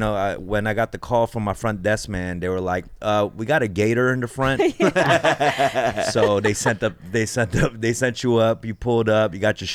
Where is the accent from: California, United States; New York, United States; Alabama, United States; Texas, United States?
California, United States; Los Angeles; I'm like Koreatown.